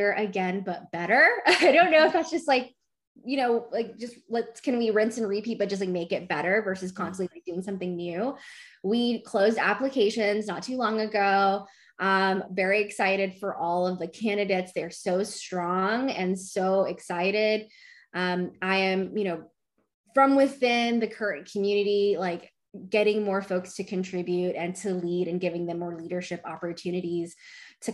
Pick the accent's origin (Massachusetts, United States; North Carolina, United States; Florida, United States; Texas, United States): Texas, United States; Dallas; I've been born and raised in Dallas